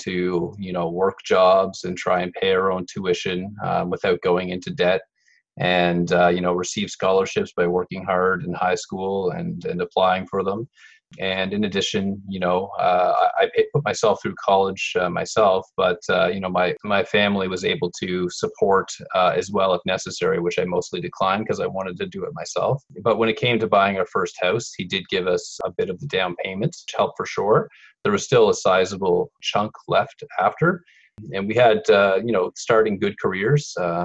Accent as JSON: {"language": "English", "town": "Saint John", "region": "New Brunswick", "country": "Canada", "tie": "born or raised there", "moved": "as an adult", "said": "we moved back to my hometown of St. John for a few years"}